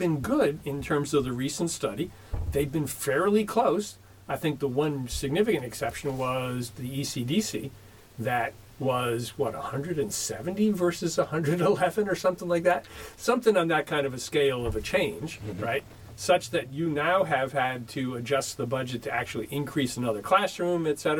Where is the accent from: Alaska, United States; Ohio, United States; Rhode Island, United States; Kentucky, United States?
Rhode Island, United States; Pawtucket; now in Franklin, United States; I grew up in Pawtucket, Rhode Island